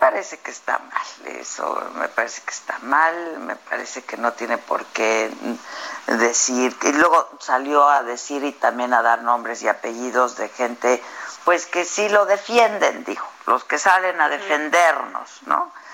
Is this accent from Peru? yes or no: no; Mexico; cada uno de nosotros, pues también somos mexicanos